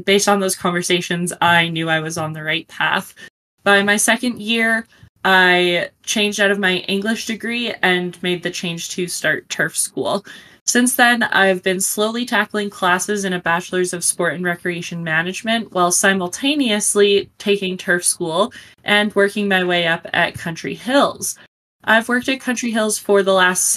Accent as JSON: {"language": "English", "town": "Calgary", "region": "Alberta", "country": "Canada", "said": "I'm from Calgary, Alberta, Canada"}